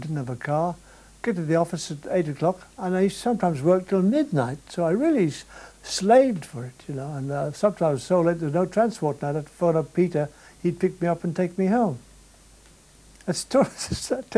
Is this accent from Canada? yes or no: no; Ireland; I'm an Irishman